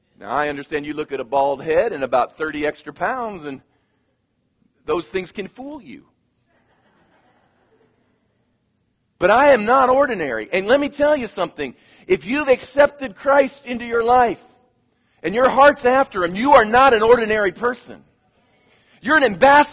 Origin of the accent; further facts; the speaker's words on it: Kansas, United States; moved away; I come from Kansas.